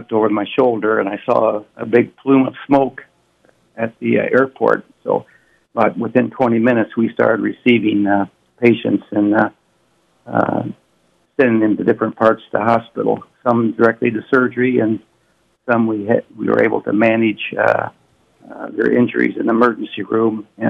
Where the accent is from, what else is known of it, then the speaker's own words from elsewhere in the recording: Ottawa, Iowa, United States; moved away as an adult; also born or lived in Omaha, Nebraska; now in Sioux City, United States; I grew up in Ottawa, Iowa, along with my brothers and sisters. There were nine of us total.